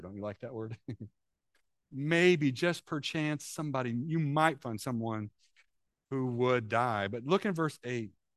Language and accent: English; Illinois, United States; moved away; when we were in Illinois, I grew up in Camp City.